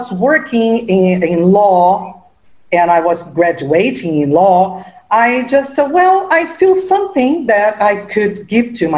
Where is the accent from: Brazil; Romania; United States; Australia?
Brazil; Rio de Janeiro; I am from Rio de Janeiro, and my background is from Germany, but I was born here in Brazil